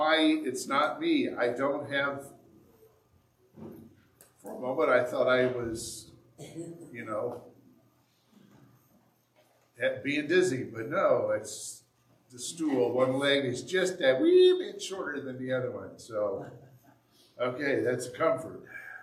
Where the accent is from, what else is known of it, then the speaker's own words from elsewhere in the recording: Indiana, United States; now in Michigan, United States; when I moved here, you thought I was from the South. Well, technically, Indiana is south of Michigan.